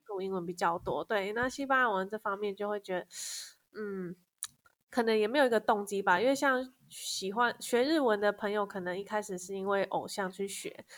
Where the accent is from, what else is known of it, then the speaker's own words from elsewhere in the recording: Kaohsiung, Taiwan; moved away as an adult; also born or lived in northern Taiwan; 我是高雄人，然后我大学之后就基本上一直待在北部